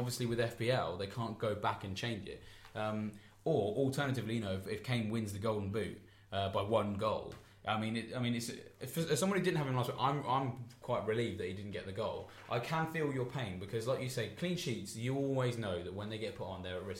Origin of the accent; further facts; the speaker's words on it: England, United Kingdom; I'm English